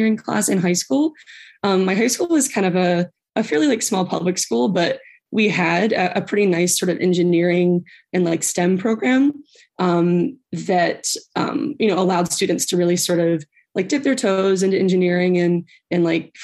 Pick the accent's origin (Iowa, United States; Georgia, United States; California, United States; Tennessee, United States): Tennessee, United States; moved away as an adult; also born or lived in Maryland; I'm from Tennessee